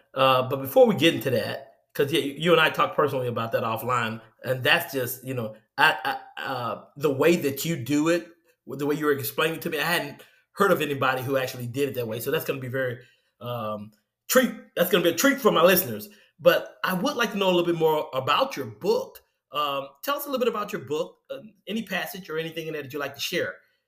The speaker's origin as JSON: {"language": "English", "town": "Vicksburg", "region": "Mississippi", "country": "United States", "tie": "born or raised there", "said": "I'm from Vicksburg, Mississippi. Wonderful town. Love my hometown."}